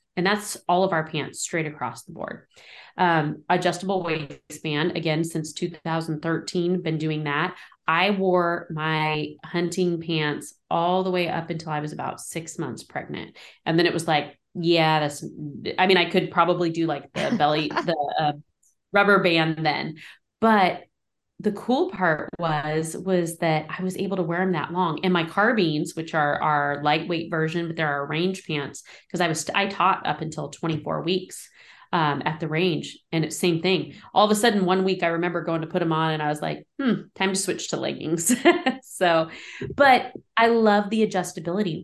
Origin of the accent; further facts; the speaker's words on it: Modoc County, California, United States; moved away as an adult; now in Tehama County, United States; where I grew up in Modoc County is really remote